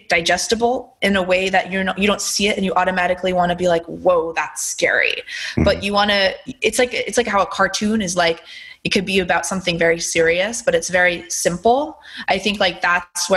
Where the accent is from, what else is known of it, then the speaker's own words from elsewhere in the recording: Pennsylvania, United States; now in Los Angeles, United States; I grew up in Pennsylvania